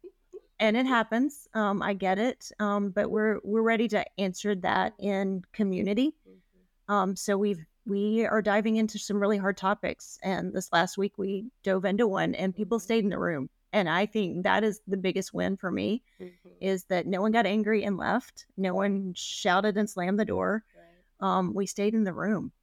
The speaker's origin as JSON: {"language": "English", "town": "Memphis", "region": "Tennessee", "country": "United States", "tie": "born or raised there", "moved": "yes", "lives_now": "Portland, United States", "said": "I grew up in Memphis"}